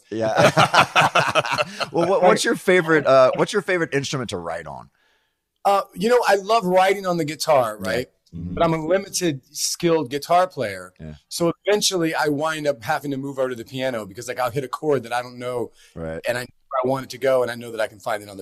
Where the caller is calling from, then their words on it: New York, United States; Uh, I'm in my studio here in New York.